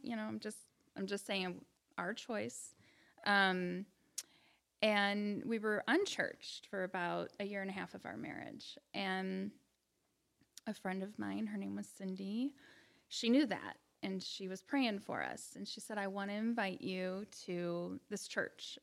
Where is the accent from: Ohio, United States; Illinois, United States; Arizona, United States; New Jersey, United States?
Illinois, United States; Bourbonnais; I'm born and raised in Bourbonnais.